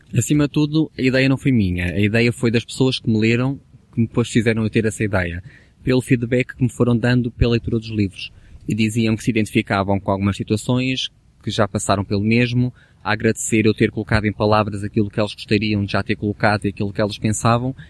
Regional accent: the North, Norte, Portugal; now in Lisbon, Portugal; mesmo no Norte, no, de onde eu sou natural

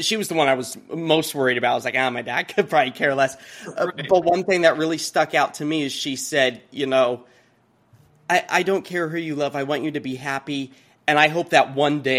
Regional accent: Kansas, United States; now in Portland, United States; growing up in Kansas, I was very, my family politically just very kind of middle of the road

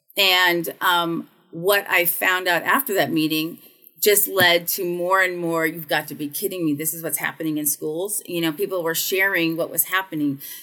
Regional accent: United States; also born or lived in the South / North Carolina; being an American

